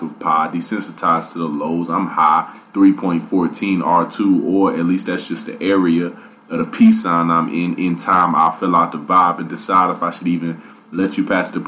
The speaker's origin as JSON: {"language": "English", "town": "Dayton", "region": "Ohio", "country": "United States", "said": "I'm from Dayton"}